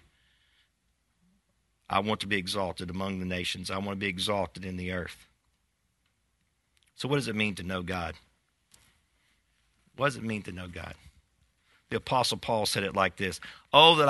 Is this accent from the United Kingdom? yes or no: no; United States; we as American people